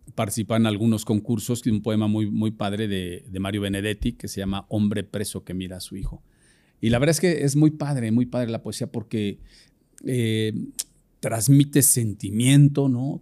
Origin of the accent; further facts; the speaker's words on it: Puebla, Mexico; yo soy, soy un poblano